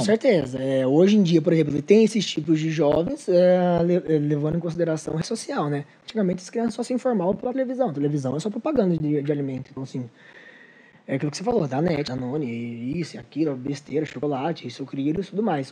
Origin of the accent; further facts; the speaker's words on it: São Sebastião, São Paulo, Brazil; moved away as an adult; now in Mogi das Cruzes, Brazil; eu sou de São Sebastião, litoral. Morei 18 anos lá. Eu sou mogiano há 8 anos.